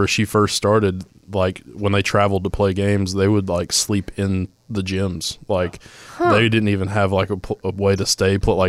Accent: Sevierville, Tennessee, United States; I'm from Pigeon Forge, Sevierville

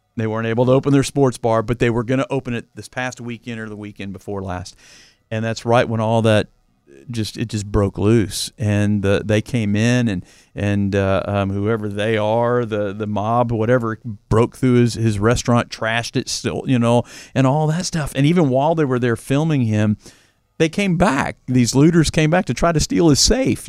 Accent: Louisville, Kentucky, United States; I grew up in Fern Creek, Kentucky, a, a suburb of Louisville.

